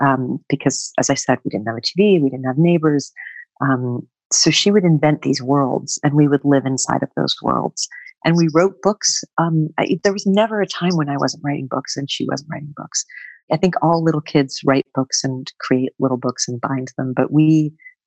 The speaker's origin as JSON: {"language": "English", "region": "northwestern Connecticut", "country": "United States", "tie": "born or raised there", "also_born_or_lived": "rural New Jersey", "moved": "yes", "said": "I grew up on a small family Christmas tree farm in northwestern Connecticut."}